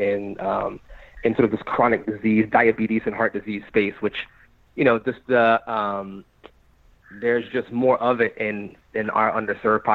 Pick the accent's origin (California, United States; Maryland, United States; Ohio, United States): Maryland, United States; moved away as an adult; also born or lived in North Carolina / Chicago / Pittsburgh; now in New York, United States; I'm from Maryland. That's where I grew up, right outside of Washington, D.C.